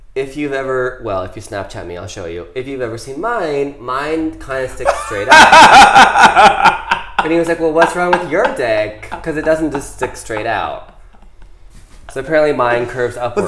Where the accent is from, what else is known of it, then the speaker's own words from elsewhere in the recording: Ohio, United States; I grew up in Ohio